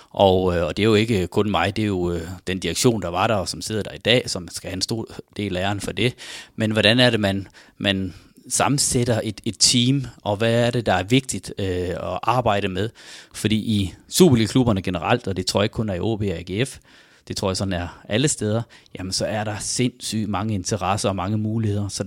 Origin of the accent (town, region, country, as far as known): Farsø, North Denmark Region, Denmark; born or raised there; moved away